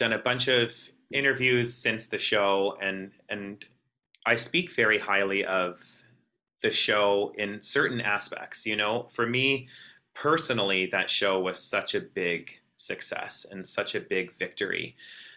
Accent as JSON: {"language": "English", "region": "Southern Alberta", "country": "Canada", "tie": "born or raised there", "said": "growing up in Southern Alberta, that's ultra conservative, you know, small town"}